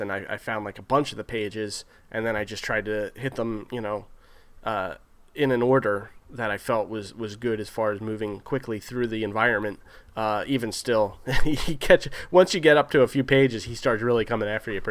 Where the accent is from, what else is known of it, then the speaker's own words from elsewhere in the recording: New Jersey, United States; us growing up in New Jersey